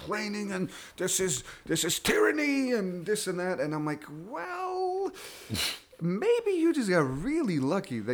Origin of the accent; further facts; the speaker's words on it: Belgium; moved away as an adult; now in United States; my home country, Belgium